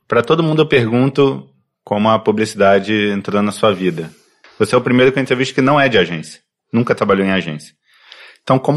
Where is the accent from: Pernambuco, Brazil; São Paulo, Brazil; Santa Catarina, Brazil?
São Paulo, Brazil; Nasci em São Paulo.